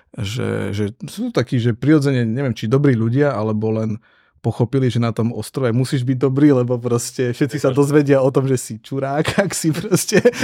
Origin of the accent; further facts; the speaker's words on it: Prešov, Prešov Region, Slovakia; now in Bratislava, Slovakia; ja som pôvodom Zabranovec z Prešove, hej, takže východné Slovensko